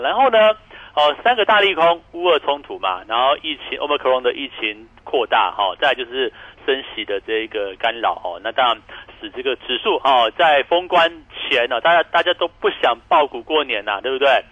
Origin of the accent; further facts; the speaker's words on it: Taiwan; 或许我们台湾人比较哦，还有在国内旅游